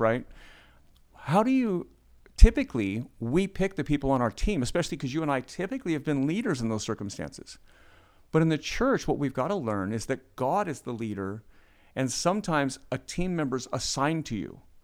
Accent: United States; being American

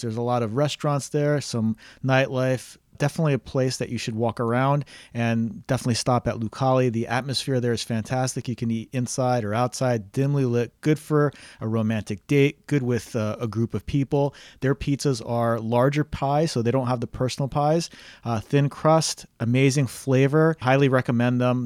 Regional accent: New Jersey, United States; moved away as an adult; also born or lived in New York City; now in Miami Beach, United States; I grew up in New Jersey

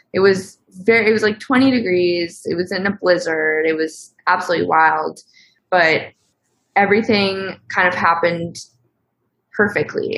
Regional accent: Connecticut, United States; I am from Connecticut, a small town in Connecticut.

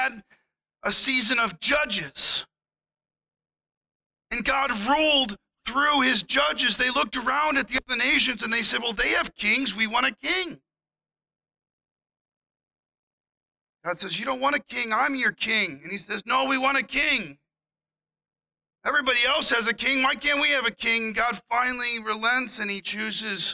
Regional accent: Missouri, United States; As a kid growing up in Missouri

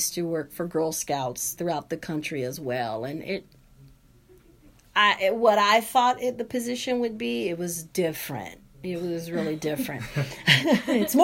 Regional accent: Los Angeles, California, United States; moved away as an adult; also born or lived in Charleston, South Carolina; now in Santa Cruz, United States; I'm someone who was born and raised in South Central Los Angeles

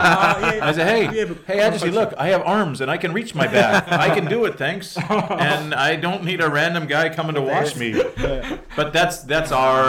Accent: Canada; moved away as an adult; now in South Korea; growing up in Canada

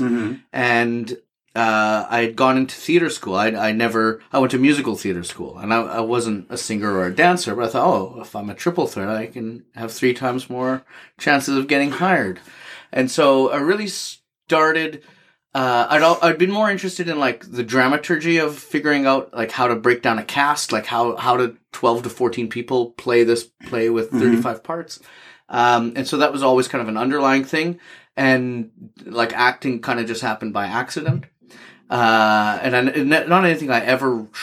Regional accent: Edmonton, Alberta, Canada; also born or lived in England; I'm from Edmonton, and I grew up with my grandparents

